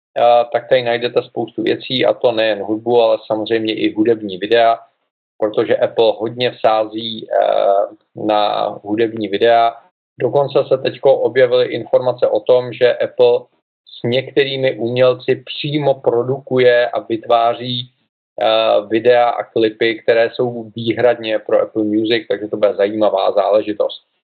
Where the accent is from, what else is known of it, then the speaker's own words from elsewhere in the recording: Czechia; U nás v Čechách